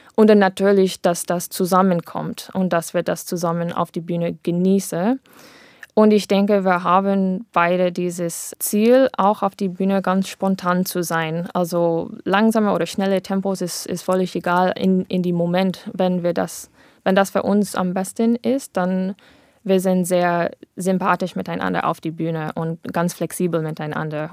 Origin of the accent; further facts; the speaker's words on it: United States; German is a second language; moved away as an adult; now in Germany; wir wir sind beide dort in Amerika aufgewachsen, aber ich bin vor sechs äh, Jahren nach Deutschland umgezogen